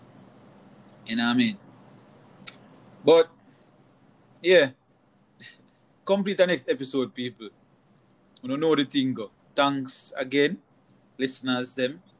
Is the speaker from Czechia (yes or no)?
no; Jamaica; moved away; We are Jamaican